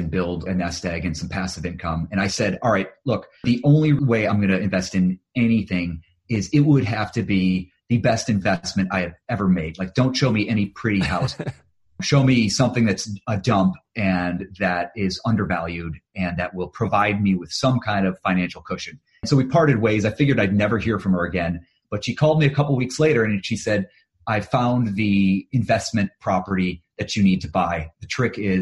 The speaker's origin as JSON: {"language": "English", "region": "Ohio", "country": "United States", "also_born_or_lived": "Cleveland", "moved": "as an adult", "lives_now": "Los Angeles, United States", "said": "I'm originally from Ohio"}